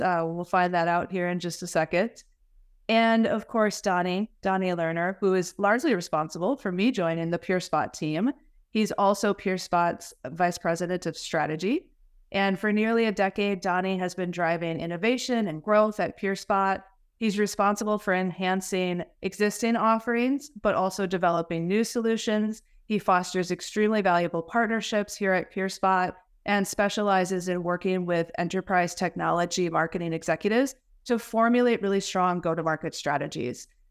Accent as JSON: {"language": "English", "region": "Wisconsin", "country": "United States", "said": "I'm from Wisconsin, America's Dairy Land"}